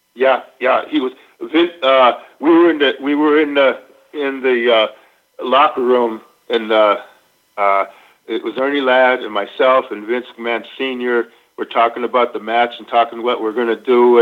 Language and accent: English; Minnesota, United States; moved away; I grew up in Minnesota.